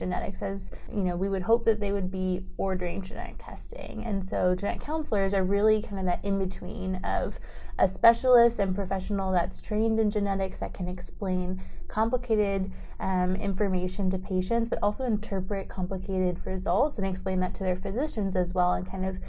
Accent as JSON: {"language": "English", "region": "Maryland", "country": "United States", "also_born_or_lived": "Pittsburgh, Pennsylvania", "moved": "as an adult", "lives_now": "Dallas, United States", "said": "I am originally from Maryland and have been in Dallas for almost 4 years now"}